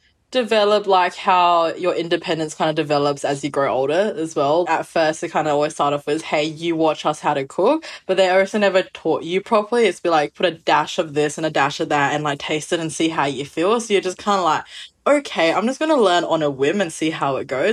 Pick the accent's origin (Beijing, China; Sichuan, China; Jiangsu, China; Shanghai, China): Jiangsu, China; Wuxi; I grew up with a Wuxi cuisine, which is my hometown is.